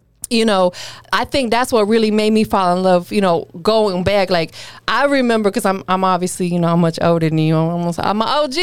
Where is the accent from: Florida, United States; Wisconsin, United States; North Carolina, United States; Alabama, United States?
Florida, United States; Tampa; I'm from Florida, too